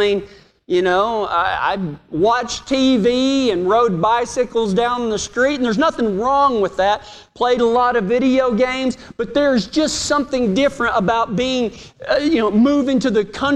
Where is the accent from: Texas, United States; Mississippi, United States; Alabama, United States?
Texas, United States; Reagan County; my dad got sick of the local politics in my hometown, and halfway through his second term as the elected sheriff of Reagan County